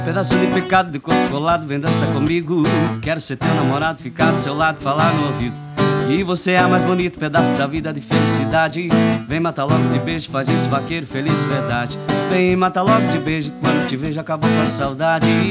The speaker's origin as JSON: {"language": "Portuguese", "region": "Paraná", "country": "Brazil", "moved": "yes", "lives_now": "Rio Grande do Sul, Brazil", "said": "venho lá do estado do Paraná, a minha criação é mais do, do sertanejo mesmo"}